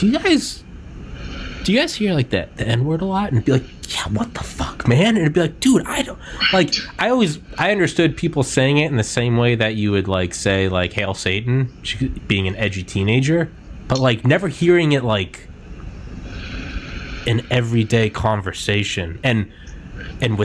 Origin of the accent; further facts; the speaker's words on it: Atlanta, Georgia, United States; also born or lived in New Hampshire / Arkansas; I'm from New Hampshire. I've spent the vast majority of my life in Georgia and a little bit in Arkansas.